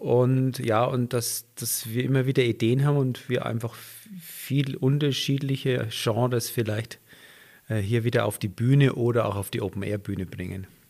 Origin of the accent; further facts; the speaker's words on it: Franconia, Bavaria, Germany; accent: Franconian; moved away as an adult; now in Garmisch-Partenkirchen, Germany; Als Franke